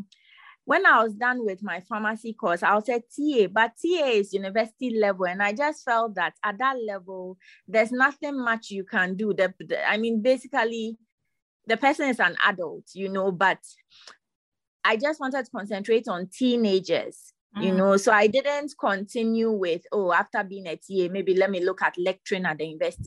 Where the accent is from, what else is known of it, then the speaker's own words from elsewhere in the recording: Ghana; moved away as an adult; also born or lived in Nigeria; I am from Ghana.